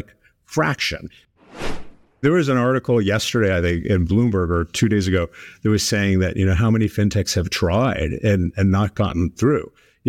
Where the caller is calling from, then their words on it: San Francisco, California, United States; I am here in downtown San Francisco.